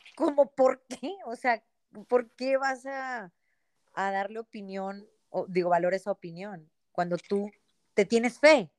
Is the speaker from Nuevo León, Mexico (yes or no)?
yes; Monterrey, Nuevo León, Mexico; nací acá en, Monterrey hace ya 42 años.